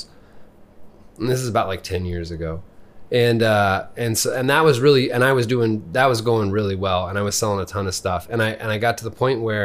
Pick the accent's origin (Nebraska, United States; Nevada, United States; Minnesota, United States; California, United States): Nebraska, United States; Lincoln; also born or lived in Columbus, Nebraska; So I grew up here. I went to elementary school and junior high and high school here